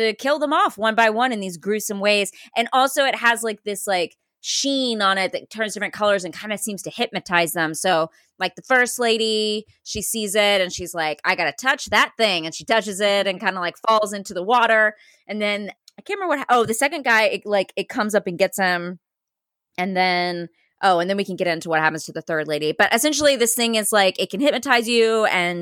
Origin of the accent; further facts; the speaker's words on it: the South, United States; I'm from the South.